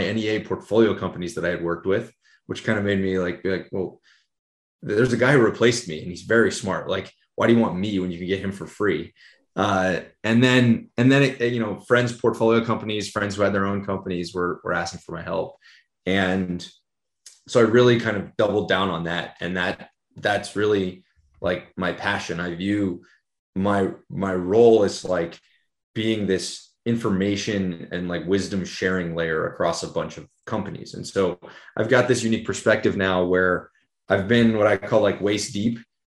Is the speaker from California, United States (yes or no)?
yes; San Francisco Bay Area, California, United States; I grew up in the San Francisco Bay Area